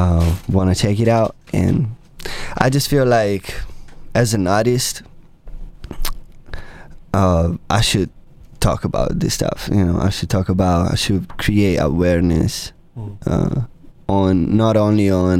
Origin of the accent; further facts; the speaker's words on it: Tuscany, Italy; moved away as an adult; now in United States; I'm from Italy. I was born and raised in Tuscany, Italy.